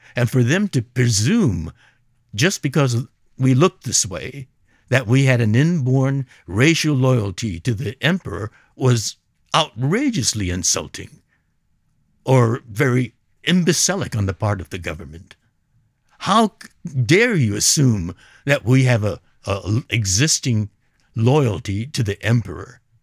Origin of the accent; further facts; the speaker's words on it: Los Angeles, California, United States; I was born and raised in Los Angeles